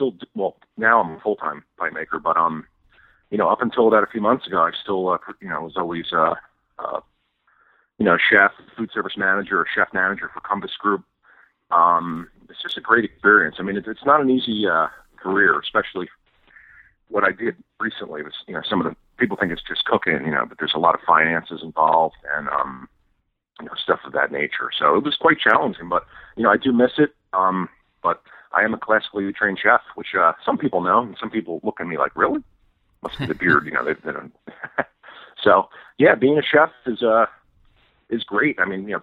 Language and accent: English; New Jersey, United States; I'm originally from North Jersey